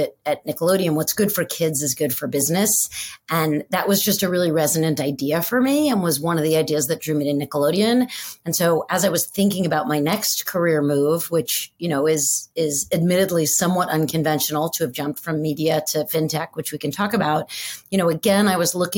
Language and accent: English; New York City, New York, United States; I grew up in New York City